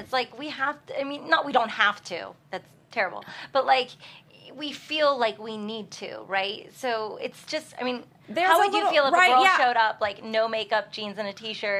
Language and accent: English; Pittsburgh, Pennsylvania, United States; I'm from Pittsburgh.